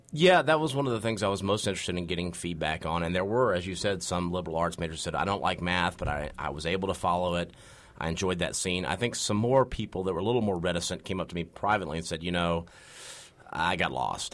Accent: North Carolina, United States; I'm from North Carolina

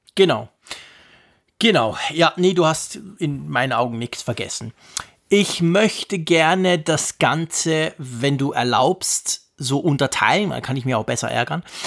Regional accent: Zurich, Switzerland; bei uns in Zürich

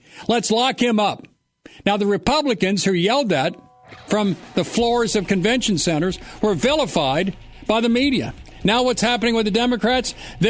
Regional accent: Ohio, United States; I'm from Ohio. He went to Mueller High School. I went to Mueller High School for 1 year, then Deer Park High School.

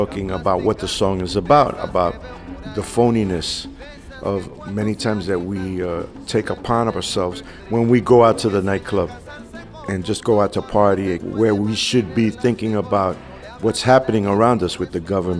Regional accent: New York, United States; as a New Yorker, my Spanish was not the best.

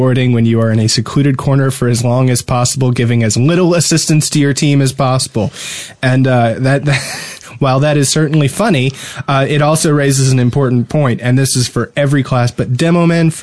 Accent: New Jersey, United States; now in Alabama, United States; I'm from New Jersey

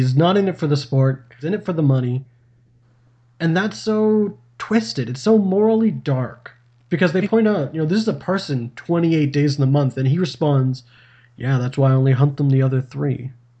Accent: Canada; we're Canadian.

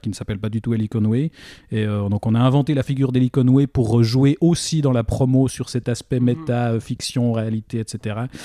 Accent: Switzerland; chez nous en Suisse

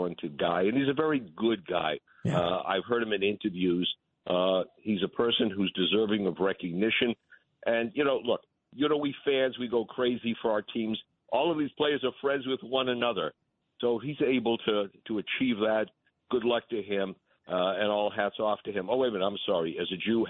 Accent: Boston, Massachusetts, United States; now in New York, United States; I'm from Boston. I came to New York.

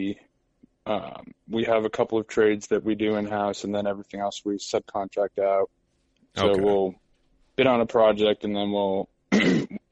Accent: Northern Virginia, United States; Born and raised in Virginia. Northern Virginia area, right near D.C.

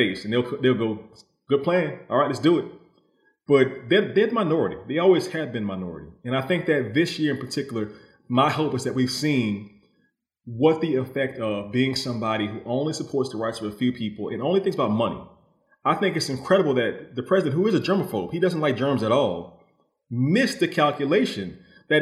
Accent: New Orleans, Louisiana, United States; I come from New Orleans, which is a very optimistic place

